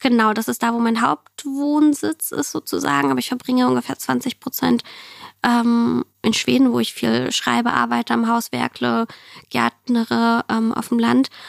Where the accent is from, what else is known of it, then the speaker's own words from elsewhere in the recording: Germany; German is a second language; also born or lived in Siberia, Russia; ich bin 1990 in Sibirien geboren, auf der asiatischen Seite, also wirklich weit weg vom Schuss. Und ähm, wir sind 6, 95 nach Deutschland gekommen und äh, bei mir war viel einfach nur Deutsch lernen